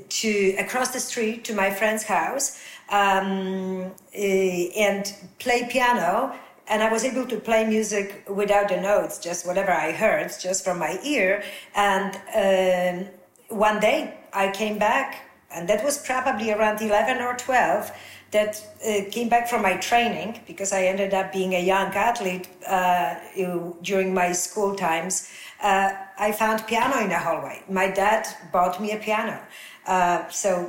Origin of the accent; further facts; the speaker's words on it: Poland; English is a second language; moved away; growing up in Poland, where we had two channels, definitely 50 years ago.